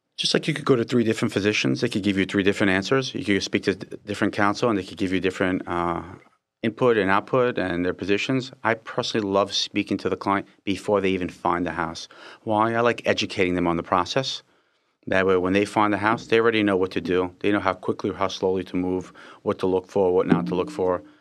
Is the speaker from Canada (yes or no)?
no; Israel; I was born in Israel.